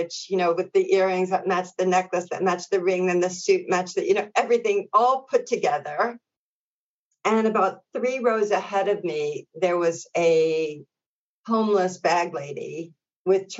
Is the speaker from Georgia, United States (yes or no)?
no; New York City, New York, United States; my local community where I grew up in Brooklyn